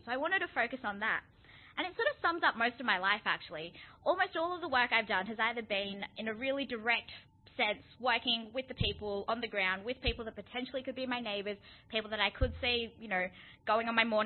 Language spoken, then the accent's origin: English; Melbourne, Victoria, Australia; where I grew up in West Footscray